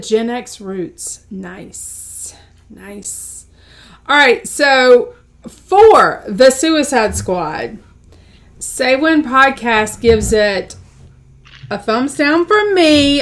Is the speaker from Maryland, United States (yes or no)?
no; South Carolina, United States; we are all from South Carolina